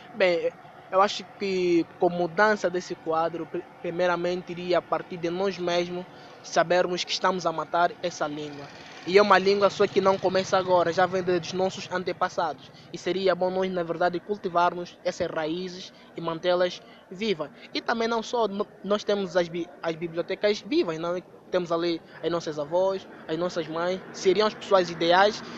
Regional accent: Angola; A língua nacional, concretamente da nossa região, que é a região leste e temos como a língua materna Choc

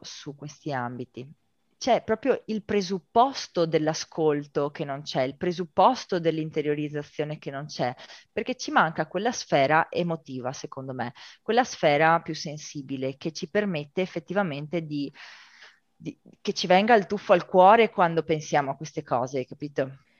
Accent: Rovigo, Veneto, Italy; moved away as an adult; also born or lived in China / Argentina; vengo da Rovigo

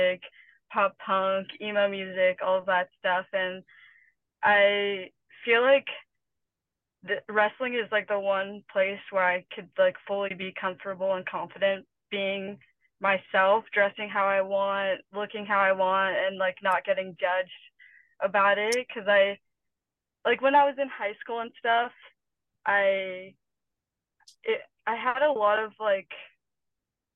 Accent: Morgan Hill, California, United States; also born or lived in Atlanta, Georgia; I'm from a small town called Morgan Hill

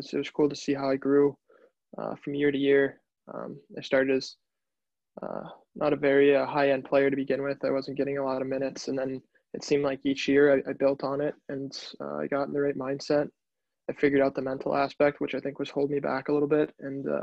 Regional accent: Chicago, Illinois, United States; moved away; also born or lived in Boston; growing up in Chicago

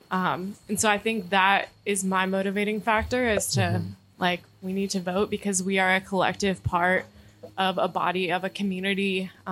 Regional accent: North Carolina, United States; I actually grew up in this area and I'm a third year Duke Divinity and MSW student.

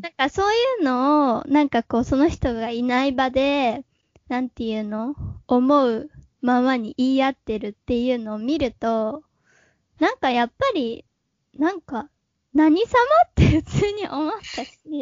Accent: Hiroshima, Japan; moved away; 広島県出身で、えー、一人っ子です。で、今はまあ28歳なんだけど、えー、もともと広島で中高まで過ごしてて

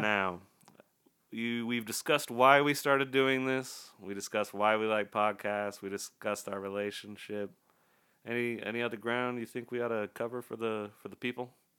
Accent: Utah, United States; we're both from Utah

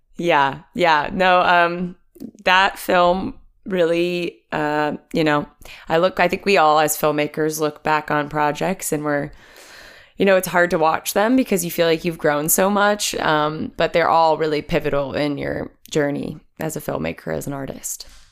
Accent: New Jersey, United States; I'm from New Jersey originally

